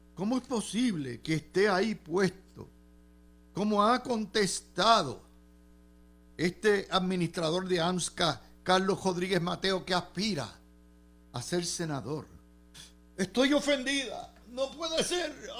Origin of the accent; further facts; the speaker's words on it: Puerto Rico; Como contribuyente puertorriqueño